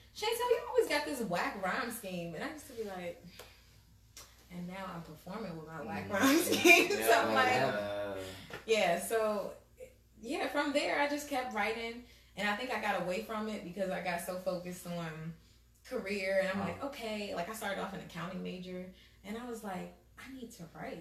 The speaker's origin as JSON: {"language": "English", "area": "Prince George's County", "region": "Maryland", "country": "United States", "tie": "born or raised there", "also_born_or_lived": "Greenbelt, Maryland / Largo, Maryland / Capitol Heights, Maryland", "said": "I'm from Prince George's County. I grew up in Greenbelt, then Largo."}